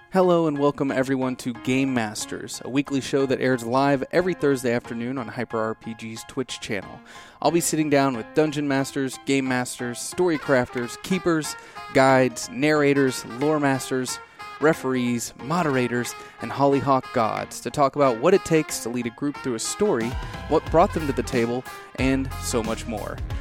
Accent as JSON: {"language": "English", "region": "Midwest", "country": "United States", "tie": "born or raised there", "said": "growing up in the Midwest"}